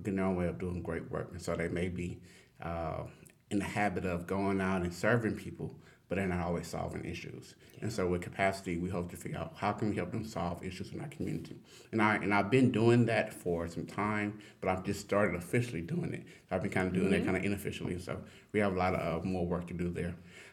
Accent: Port Arthur, Texas, United States; moved away; So I'm originally from Southeast Texas, Port Arthur, Texas. I like to say it's the only place where oil and water mixes. And the reason why is because Port Arthur's on the Gulf Coast, but we're a big oil town, oil industry town.

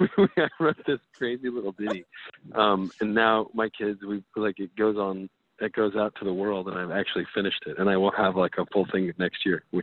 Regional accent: Reno, Nevada, United States; And I grew up in Reno, Nevada, which is like lots of neon, lots of color.

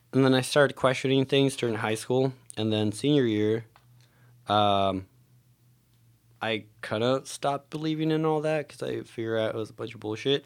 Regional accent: Mexico; moved away; growing up in Mexico

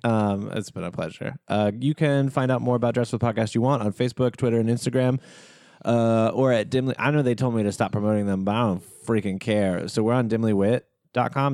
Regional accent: the South, United States; I'm from the South

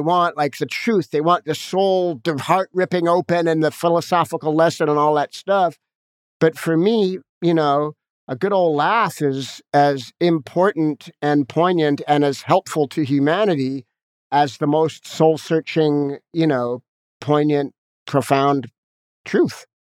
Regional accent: Los Angeles, California, United States; I grew up in Hollywood with a, a heroin addict, jazz musician parent

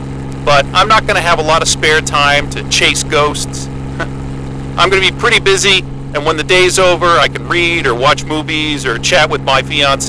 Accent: New Mexico, United States; I grew up in New Mexico, not too far from a radio astronomy observatory called the Very Large Array.

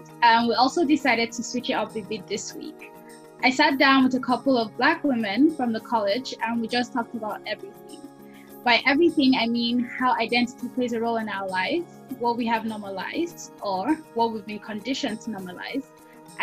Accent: Nigeria; now in Iowa City, United States; I'm also from Nigeria

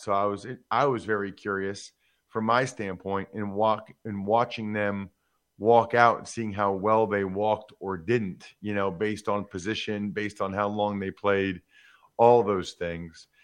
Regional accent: Reading, Pennsylvania, United States; also born or lived in Harrisburg/Hershey, Pennsylvania; my hometown of Reading, Pennsylvania

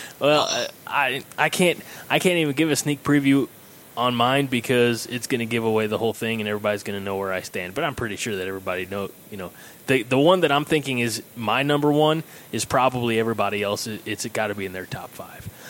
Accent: Illinois, United States; moved away as an adult; also born or lived in Chadron, Nebraska; now in Nebraska, United States; I'm from Illinois.

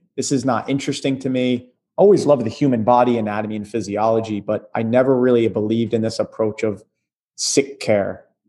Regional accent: Atlantic City, New Jersey, United States; moved away; Moving out of Jersey, my hometown, Atlantic City area

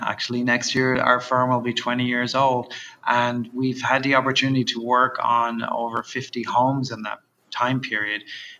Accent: Dublin, Leinster, Ireland; I'm from Dublin originally, and I grew up in Dublin, which is a very tight, small urban environment and relatively old.

